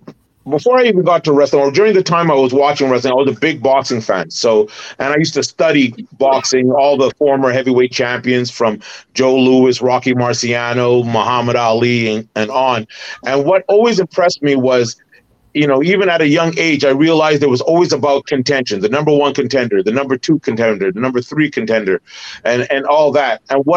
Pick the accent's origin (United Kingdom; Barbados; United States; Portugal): Barbados; now in Canada; And another Easter egg was, I'm from Barbados, so I made sure the Barbados flag was there. And I'm a Canadian citizen